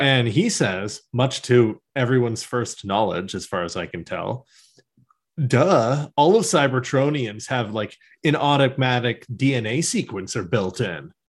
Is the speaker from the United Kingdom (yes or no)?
no; Canada; we're Canadian